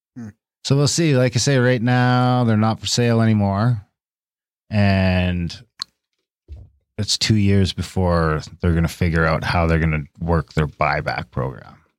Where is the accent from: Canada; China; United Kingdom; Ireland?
Canada; I'm an Indian and we have rights to them in the treaty.